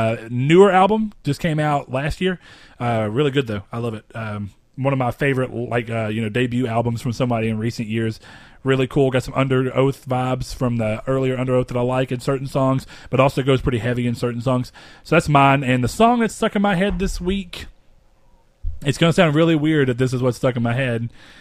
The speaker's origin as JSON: {"language": "English", "region": "Hawaii", "country": "United States", "tie": "born there", "said": "I was born in Hawaii, so I went back there as part of my graduation slash 18th birthday present"}